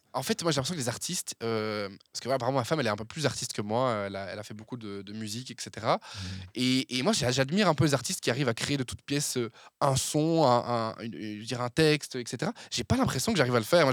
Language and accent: French; Verviers, Wallonia, Belgium; moved away as an adult; now in Brussels, Belgium; Je suis originaire de la région de Verviers de base. Euh, mais je suis installé à Bruxelles depuis une dizaine d'années